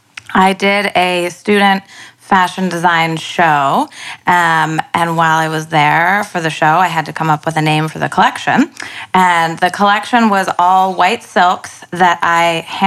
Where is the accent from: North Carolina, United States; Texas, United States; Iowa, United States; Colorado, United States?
North Carolina, United States; moved away as an adult; now in New York City, United States; From North Carolina.